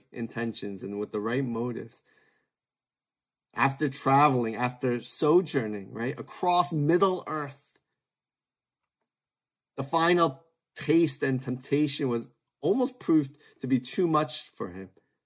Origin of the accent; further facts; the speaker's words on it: United States; as a second generation Korean American, born and raised in the States, barely able to speak Korean